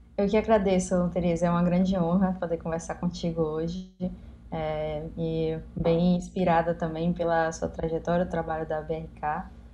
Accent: Salvador, Bahia, Brazil; eu sou de Salvador, Bahia

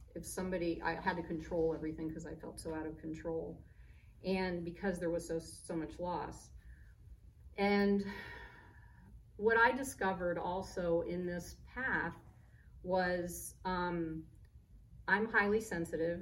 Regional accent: Germany; moved away; also born or lived in Boca Raton, Florida; She ended up moving to Germany, so I was born in Germany

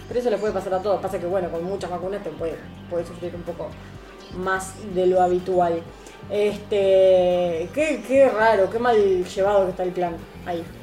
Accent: Rosario, Santa Fe, Argentina; era Galve, de acá de Rosario

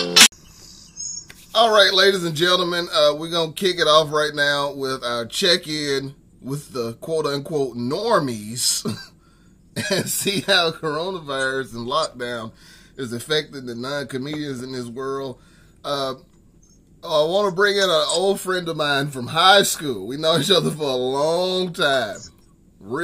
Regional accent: Birmingham, Alabama, United States; moved away as an adult; now in Nashville, United States; I was born and raised in Birmingham

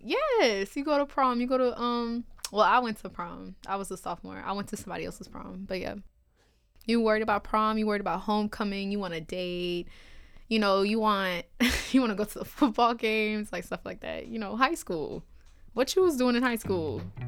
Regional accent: New Orleans, Louisiana, United States; I'm from New Orleans

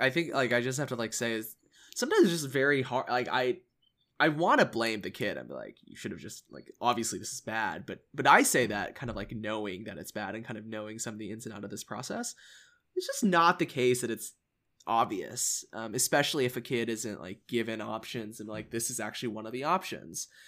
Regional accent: Allen, Texas, United States; I came from Allen I S D, which is, if you don't know, it's like this massive high school in the suburbs of Dallas

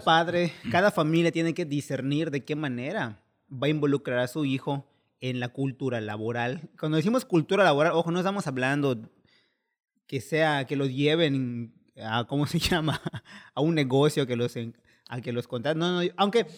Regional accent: Mexico; como mal mexicano

